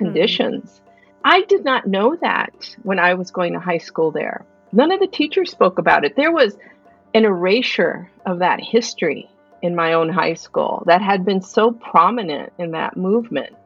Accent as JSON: {"language": "English", "town": "East Los Angeles", "region": "California", "country": "United States", "tie": "born or raised there", "moved": "as an adult", "lives_now": "Tucson, United States", "said": "I'm from East Los Angeles, born and raised there"}